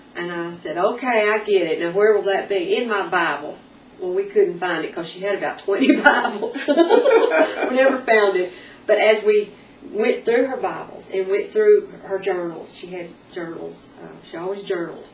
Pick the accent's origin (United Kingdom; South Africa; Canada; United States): United States; Arkansas; also born or lived in North Texas / Nashville, Tennessee; now in Tennessee, United States; I'm originally from North Texas, mm-hmm. but uh, lived most of my growing up years in Arkansas